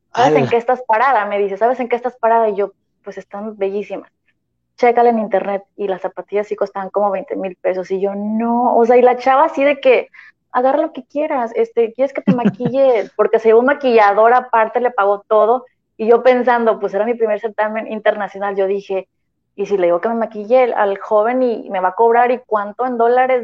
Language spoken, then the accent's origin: Spanish; Tampico, Huasteca, Mexico; now in Tampico, Mexico; soy de, de la Huasteca, y sentía, bueno, y también Jaiba, ¿verdad? Mitad Huasteca, mitad Jaiba